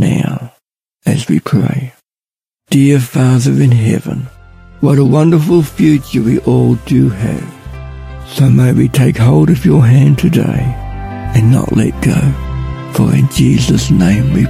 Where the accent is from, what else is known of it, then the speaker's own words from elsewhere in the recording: Ballarat, Victoria, Australia; I'm from Ballarat.